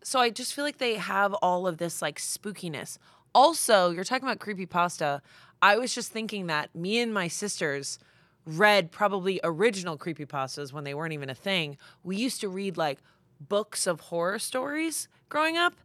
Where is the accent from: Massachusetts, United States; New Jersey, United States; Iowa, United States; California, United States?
Massachusetts, United States; I'm from Massachusetts